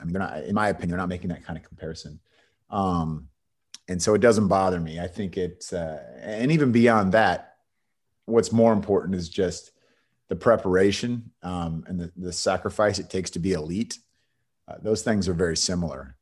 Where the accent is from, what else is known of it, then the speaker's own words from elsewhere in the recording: Bay Area, California, United States; moved away as an adult; also born or lived in San Diego / Los Angeles / Texas; from the Bay Area in California, grew up there